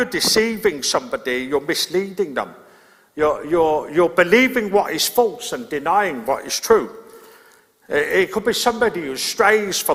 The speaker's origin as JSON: {"language": "English", "town": "Birmingham", "region": "West Midlands", "country": "United Kingdom", "tie": "born or raised there", "moved": "yes", "said": "I grew up in Birmingham"}